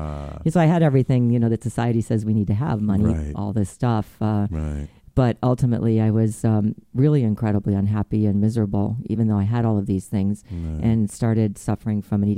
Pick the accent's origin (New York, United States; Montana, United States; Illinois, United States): Illinois, United States; Chicago; In Chicago. The Chicago area. In the Chicago area, yes.